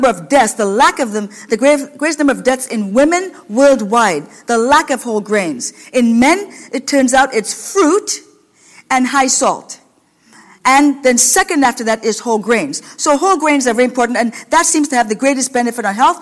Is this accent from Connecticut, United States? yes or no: no; Washington, United States; now in Ohio, United States; a lot of skinny people in Washington State, where I come from